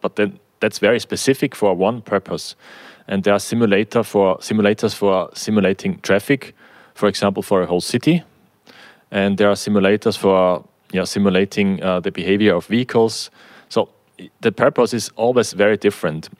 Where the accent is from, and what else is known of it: Austria; also born or lived in Germany